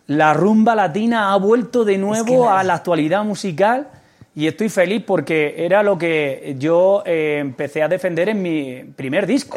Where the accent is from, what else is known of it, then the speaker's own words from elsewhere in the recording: Almería, Andalusia, Spain; soy andaluz. Soy de Almería, ¿no? Y entonces, pues el flamenco sí es cierto que ha estado muy presente eh, desde mi infancia.